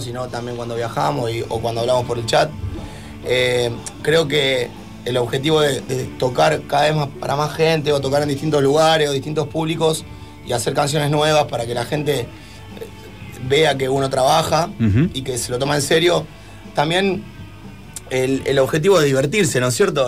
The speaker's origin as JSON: {"language": "Spanish", "town": "Murphy", "region": "Santa Fe", "country": "Argentina", "tie": "born or raised there", "lives_now": "Rosario, Argentina", "said": "Murphy, mi pueblo natal"}